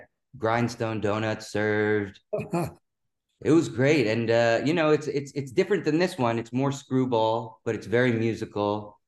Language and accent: English; Sag Harbor, New York, United States; also born or lived in Manhattan, New York; now in Red Hook, Brooklyn, United States; I grew up in Sag Harbor and New York. Now it's been half and half. Now that I'm at 32. But yeah, when I got back to I was born in Manhattan